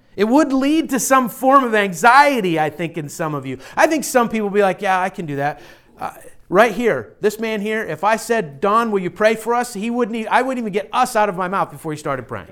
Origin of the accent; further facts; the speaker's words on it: Pittsburgh, Pennsylvania, United States; now in Philadelphia, United States; I'm from Pittsburgh area